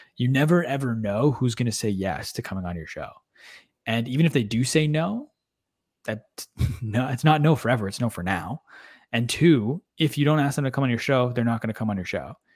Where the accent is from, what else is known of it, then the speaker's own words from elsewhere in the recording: Canada; we're just Canadian kids